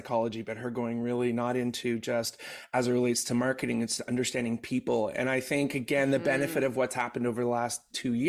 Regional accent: Canada; as a Canadian

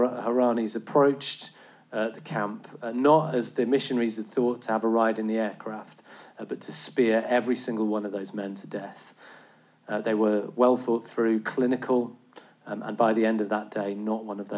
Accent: England, United Kingdom; as an Englishman

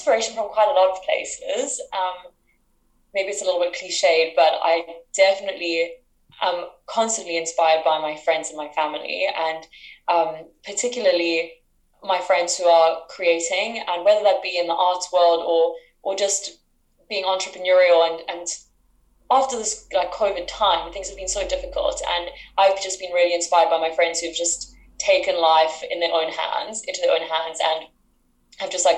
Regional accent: South Africa; moved away as an adult; now in United Kingdom; I'm from South Africa. I'm currently in the UK

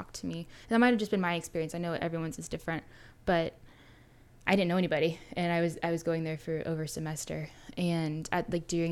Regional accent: Alvin, Texas, United States; I'm from Houston-ish, from a small town, Alvin. I grew up in the church

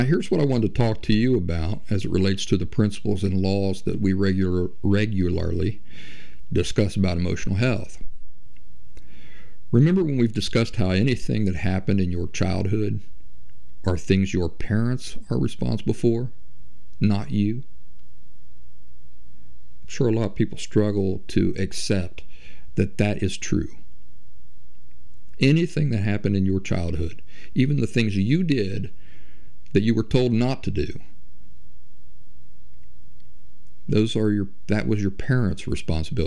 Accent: Kentucky, and southeastern Ohio meet, Appalachian region where West Virginia, United States; moved away; also born or lived in Philadelphia, Pennsylvania; I'm a hillbilly from the Appalachian region where West Virginia, Kentucky, and southeastern Ohio meet, that I lived for over a decade in Philly

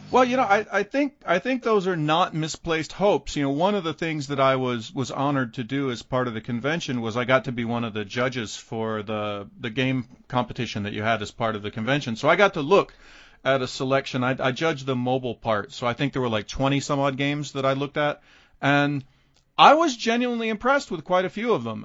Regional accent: United States; as an American coming to Iran

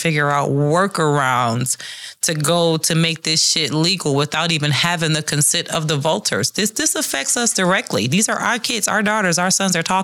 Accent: Detroit, Michigan, United States; And I grew up in Detroit in the ghetto where crime and drug was rampant

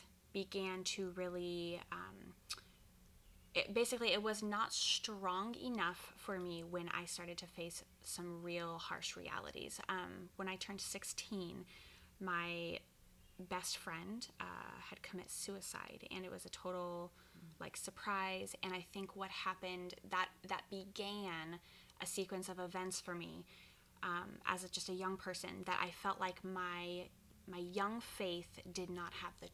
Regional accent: Ashland, Oregon, United States; moved away as an adult; now in West Linn, United States; I grew up in Ashland, Oregon, which is the southernmost part of Oregon

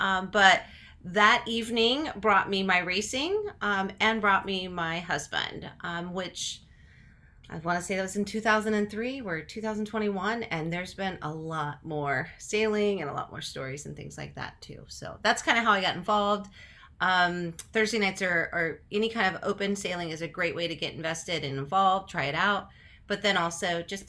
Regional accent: Kansas, United States; moved away as an adult; also born or lived in Tampa; I'm a Midwesterner. My family is from Kansas.

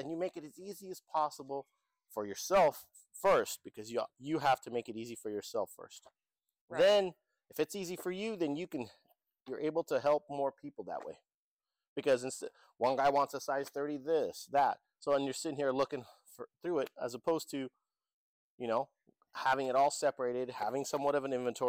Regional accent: Lebanon; moved away; I was born by the sea, the Mediterranean.

